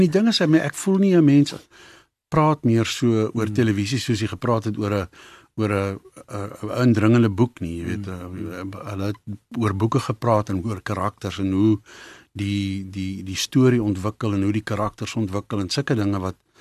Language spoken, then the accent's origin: Afrikaans; Johannesburg, Gauteng, South Africa; also born or lived in Bezuidenhout Valley, Johannesburg; ek is gebore daar in Best Valley se wêreld en daar gebly vir lank en toe trek ons toe ek skool toe gaan. Ehm um, Linden toe en dis waar ek groot geword het in in Linden